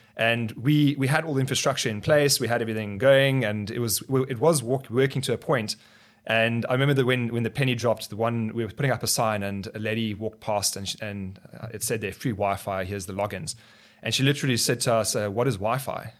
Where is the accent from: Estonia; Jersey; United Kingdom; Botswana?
Botswana; also born or lived in South Africa; now in Cape Town, South Africa; I grew up in Botswana. My parents, uh, moved to Botswana when we, when I was two years old